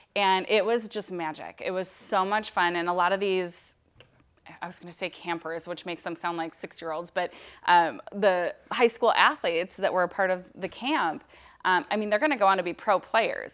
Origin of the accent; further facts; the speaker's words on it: Minnesota, United States; moved away as an adult; now in Oregon, United States; I'm from Minnesota